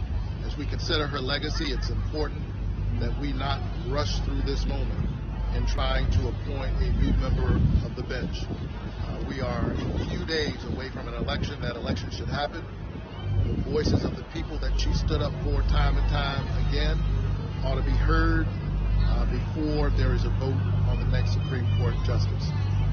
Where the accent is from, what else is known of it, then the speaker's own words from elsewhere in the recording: Savannah, Georgia, United States; candidate for the United States Senate here in Georgia. I'm in my hometown of Savannah, Georgia